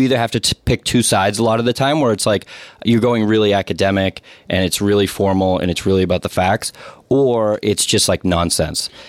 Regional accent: Somerville, Massachusetts, United States; I grew up here in Somerville

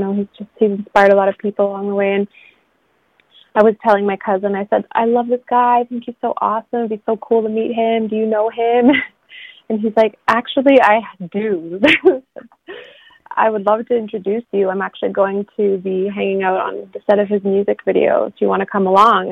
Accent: Haida Gwaii, British Columbia, Canada; also born or lived in Vancouver; the other half of my life I grew up here with my mom

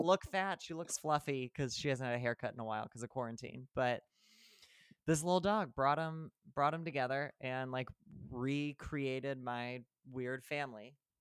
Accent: central Illinois, United States; moved away as an adult; also born or lived in New York / Los Angeles / New Jersey; now in Chicago, United States; I drove from New Jersey to my hometown in central Illinois

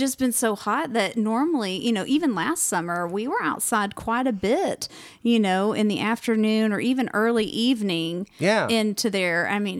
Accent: Louisiana, United States; accent: southern; now in Missouri, United States; I'm originally from Louisiana, so I'm used to high temps and a lot of humidity.

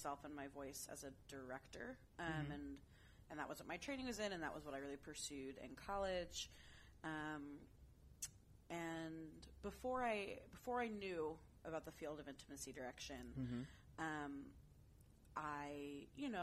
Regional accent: San Francisco, California, United States; also born or lived in Santa Fe, New Mexico / Middletown, Connecticut; I moved back to the Bay Area, which is where I grew up

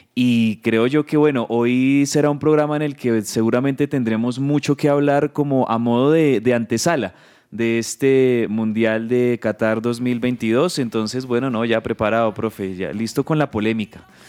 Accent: Colombia; como espectador colombiano

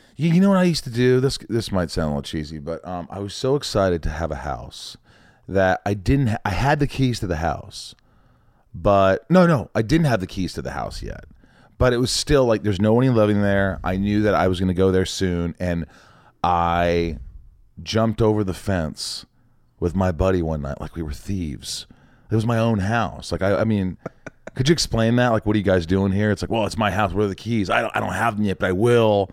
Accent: Indiana, United States; moved away as an adult; also born or lived in New York / Kentucky; I was born in New York, but I grew up in Indiana

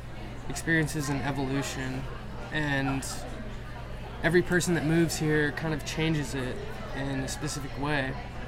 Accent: Austin, Texas, United States; I was born and raised in Austin. Actually, I was delivered at Seton Hospital over Rough Medical.

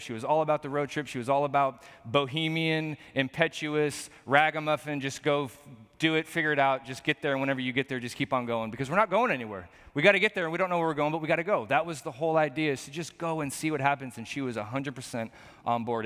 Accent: Portland, Oregon, United States; born or raised there

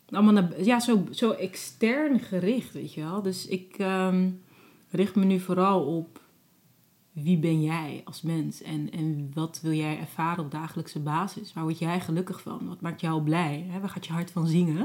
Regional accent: Netherlands; also born or lived in Cape Verde / Abu Dhabi; als Nederlander ben ik

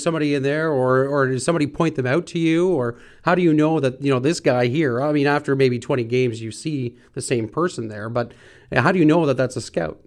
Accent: North Bay, Ontario, Canada; We're from North Bay.

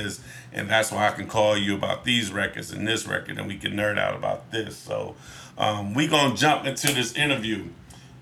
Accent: Newark, New Jersey, United States; growing up in Newark

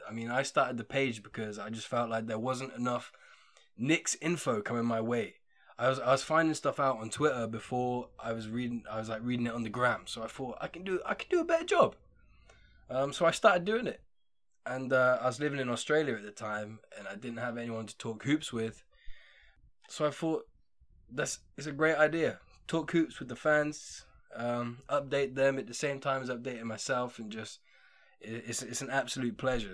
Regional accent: England, United Kingdom; being English

